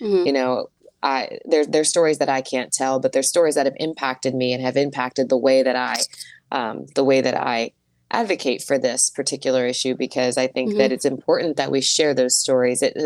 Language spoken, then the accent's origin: English; Wilkinsburg, Pennsylvania, United States; also born or lived in Fawn Township, Pennsylvania / Freeport, Pennsylvania; I was born in Wilkinsburg, same place as Gene Kelly